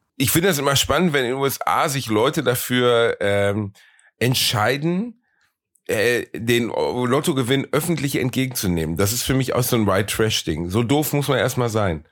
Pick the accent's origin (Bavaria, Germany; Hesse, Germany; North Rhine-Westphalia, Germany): North Rhine-Westphalia, Germany; Ruhr area; bei uns im Ruhrgebiet